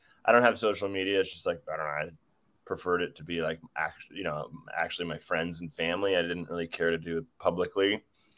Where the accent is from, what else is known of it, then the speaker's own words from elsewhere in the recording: Los Angeles, California, United States; I was born in Los Angeles at Cedars-Sinai Hospital